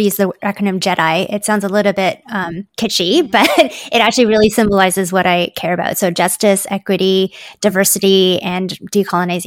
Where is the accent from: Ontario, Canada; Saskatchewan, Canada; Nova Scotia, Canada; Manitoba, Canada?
Ontario, Canada; also born or lived in Hong Kong; My parents and I moved here when I was just a baby. So I feel like I grew up in Canada